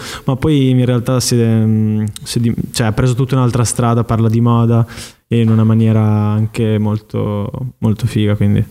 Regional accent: Emilia-Romagna, Italy; moved away; also born or lived in Milan; in Romagna, dalle mie parti

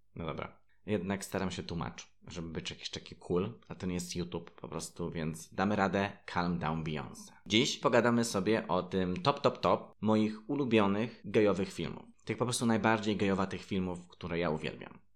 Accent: Zgorzelec, Lower Silesian Voivodeship, Poland; Mieszkając i wychowując się w Zgorzelcu

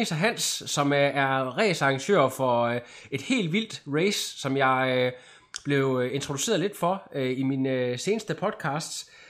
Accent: Holstebro, Central Denmark Region, Denmark; jeg kommer også fra Holstebro, ja.

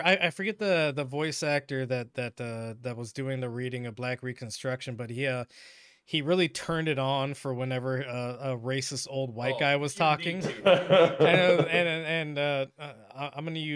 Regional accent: Washington, United States; I was raised in Washington

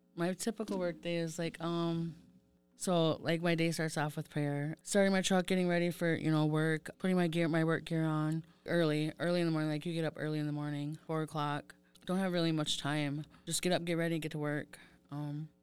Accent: St. Croix Reservation, Wisconsin, United States; I am from Saint Croix Reservation. I grew up there.

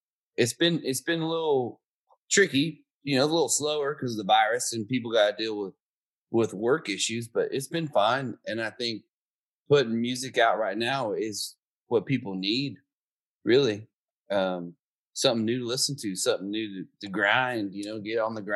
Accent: Dixon, California, United States; moved away as an adult; also born or lived in Nashville; I'm from Dixon, California. We went to high school. They got the Dixon Mayfair

